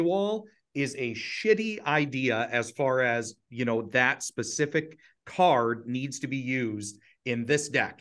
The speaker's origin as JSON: {"language": "English", "region": "Ohio", "country": "United States", "tie": "born or raised there", "said": "we were raised, uh, we're, we're all from Ohio"}